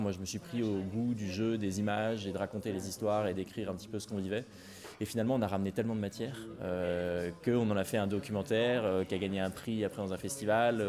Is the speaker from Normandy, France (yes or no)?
yes; Rouen, Normandy, France; je suis de Rouen à l'origine, en Normandie